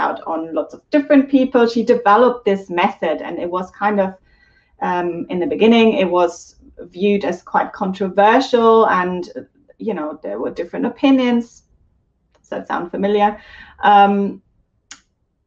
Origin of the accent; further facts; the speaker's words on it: Germany; I'm German, so I'm saying it in the German pronunciation